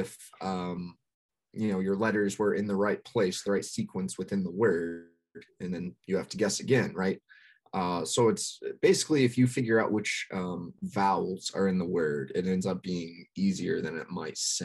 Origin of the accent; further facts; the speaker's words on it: West Texas, United States; I'm from West Texas, where there's not a ton going on.